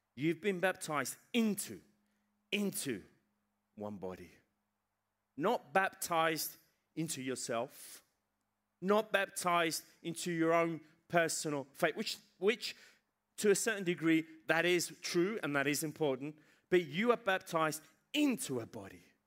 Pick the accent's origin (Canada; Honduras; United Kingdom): United Kingdom; England; moved away; I was raised in England